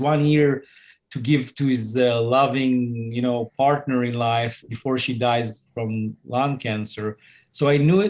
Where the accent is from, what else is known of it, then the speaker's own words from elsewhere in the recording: Tel Aviv, Tel Aviv District, Israel; moved away as an adult; now in London, United Kingdom; I just came back to London after 3 weeks in my home country, Israel, Tel Aviv.